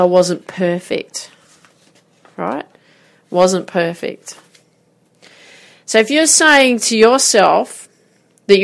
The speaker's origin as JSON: {"language": "English", "town": "Grafton", "region": "New South Wales", "country": "Australia", "tie": "born or raised there", "said": "I grew up in Grafton, so played this tennis tournament"}